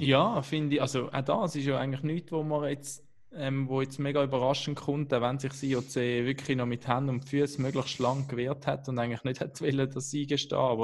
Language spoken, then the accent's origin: German; Switzerland; als Schweizer